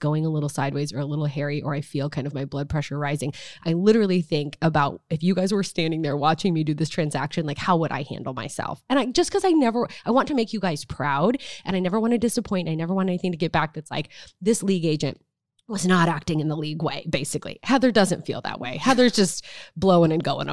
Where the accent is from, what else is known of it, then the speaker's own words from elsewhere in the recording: Nebraska, United States; moved away; I'm from Nebraska